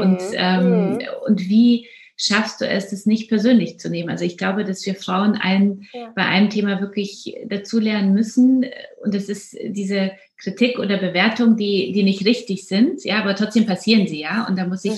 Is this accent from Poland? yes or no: yes; Poland; now in Germany; ich komme ja aus Polen